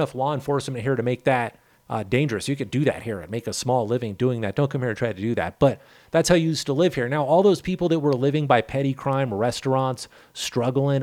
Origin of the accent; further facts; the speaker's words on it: California, United States; now in Pueblo, United States; I'm from California